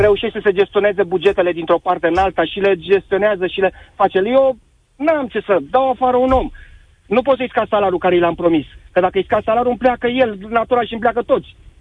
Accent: Brașov, Brașov County, Romania; eu sunt din Brașov

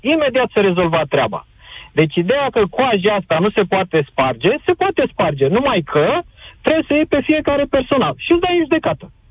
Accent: Bucharest, Romania; eu sunt din București

